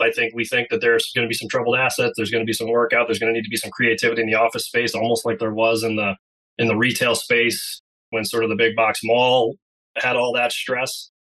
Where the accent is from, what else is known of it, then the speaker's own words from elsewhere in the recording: Andover, Massachusetts, United States; I'm from Andover, Massachusetts. You know, I've been here for many years since I was a freshman in high school is when we moved here back in the early 90s